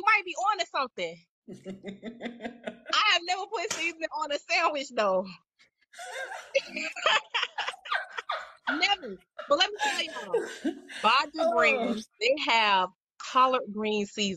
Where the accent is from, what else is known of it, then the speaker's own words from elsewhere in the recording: the South, United States; I'm from the South